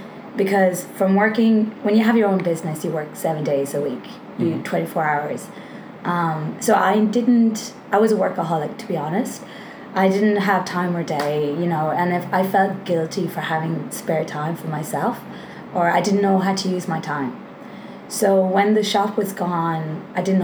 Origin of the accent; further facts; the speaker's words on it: Longford, Leinster, Ireland; moved away as an adult; now in Australia; from where I'm from, it's a place, it's called Longford.